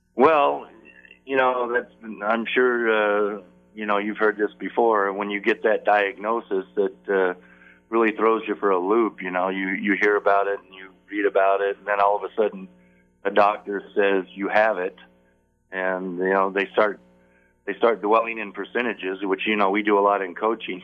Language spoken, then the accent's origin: English; Phoenix, Arizona, United States; I, I grew up in Phoenix at, at a time when Phoenix was really a small